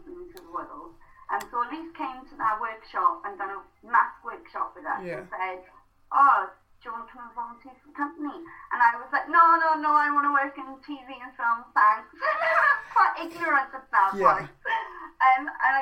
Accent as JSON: {"language": "English", "area": "the Valleys", "region": "Wales", "country": "United Kingdom", "tie": "born or raised there", "first_language": "Welsh", "second_language": "English", "said": "growing up in the Valleys"}